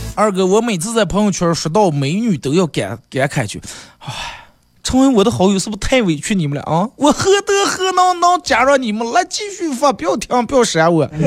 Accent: northern China, China; 小时候在咱们这儿过冬

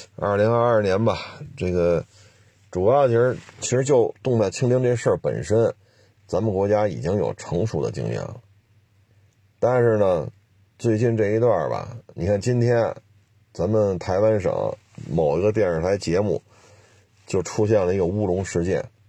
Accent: China; 我说我是中国人

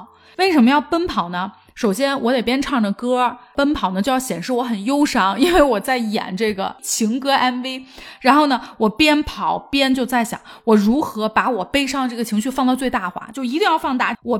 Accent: Guangzhou, Guangdong, China; 这是我对小时候在广州最大最大的一个印象。

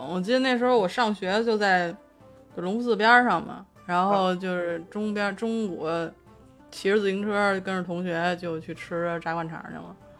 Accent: Beijing, China; 作为一个北京人

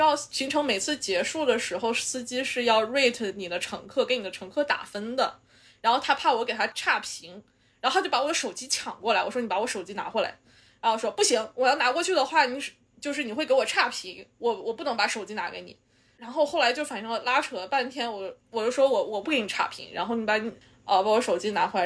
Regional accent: China; moved away; 他就somehow就是可以看出来我是中国人

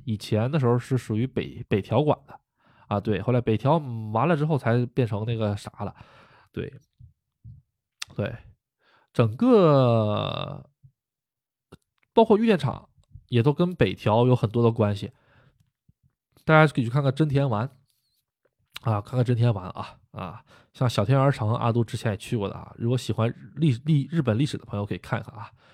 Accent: China; now in Japan; 我也是中国人

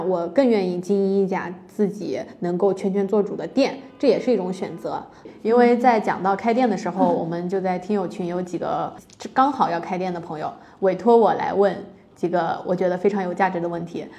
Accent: Anhui, China; moved away; 我老家也属于安徽小县城

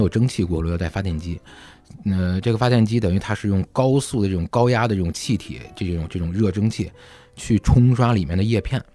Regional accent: Beijing, China; 我们当时在海淀嘛

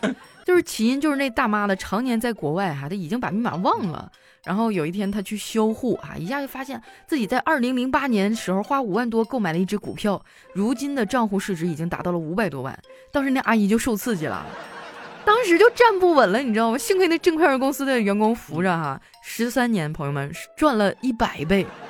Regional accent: Qitaihe, Heilongjiang, China; moved away; 我老家在七台河市

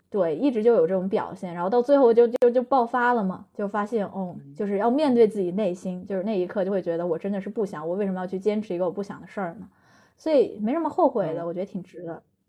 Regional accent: Chengdu, Sichuan, China; also born or lived in Anhui; 我老家是安徽，就是我是嗯，我是个，爸妈都是安徽的安徽人。然后我嗯老家从安徽给我从五岁拽到成都

